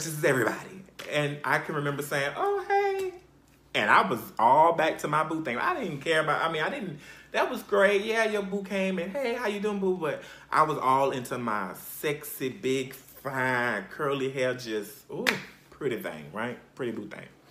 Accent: Conway, South Carolina, United States; I basically was raised for the most part in South Carolina. And I'm, I'm from a place called Conway, Conway, South Carolina.

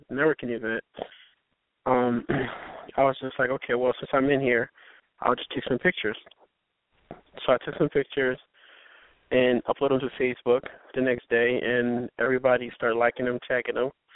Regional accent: Haiti; now in Philadelphia, United States; I'm a photographer in Philadelphia. I'm actually from Haiti

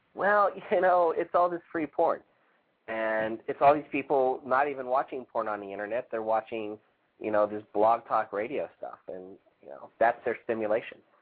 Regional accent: New York, United States; as a New Yorker

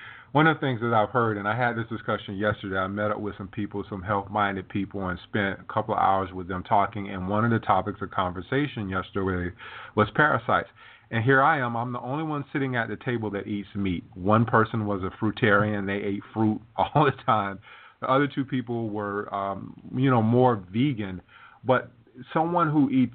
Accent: South Carolina, United States; now in Florida, United States; I grew up in South Carolina, and we didn't always swim in swimming pools. We swam in lakes. I live in Florida now

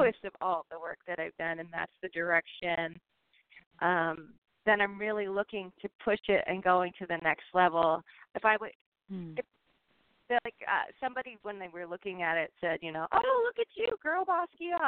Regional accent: Philadelphia, Pennsylvania, United States; moved away as an adult; now in San Francisco, United States; I grew up in Philadelphia

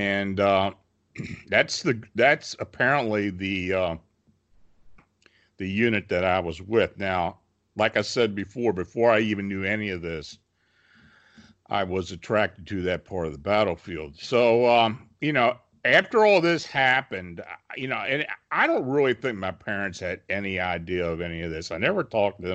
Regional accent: Gettysburg, Pennsylvania, United States; I was born and raised near the Gettysburg battlefield.

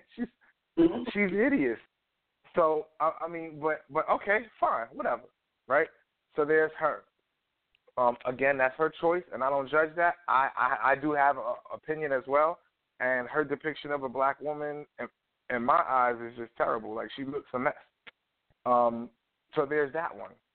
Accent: New York City, New York, United States; I grew up in Harlem

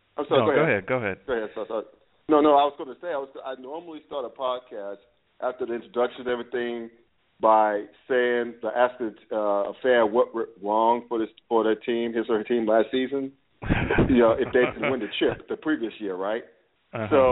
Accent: New York City, New York, United States; moved away; I'm originally from New York, I'm originally from Brooklyn

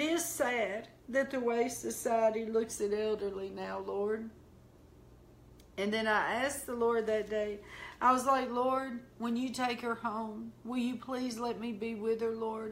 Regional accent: the South, United States; accent: country, southern; I sound so country, so southern

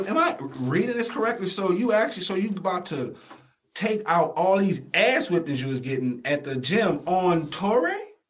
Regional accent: the South, United States; I'm from the South, man.

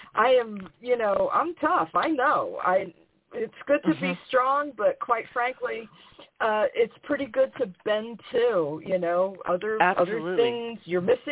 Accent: New York, United States; as a New Yorker

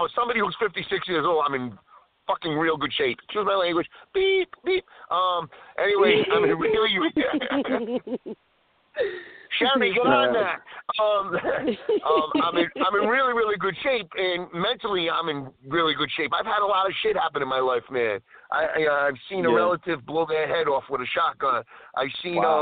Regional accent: Rhode Island, United States; we're both from Rhode Island

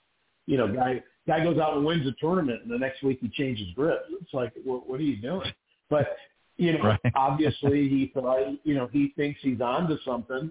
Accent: Scottsdale, Arizona, United States; I'm from Scottsdale

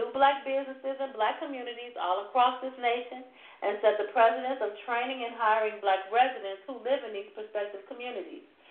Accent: Markham, Illinois, United States; growing up in Markham, Illinois

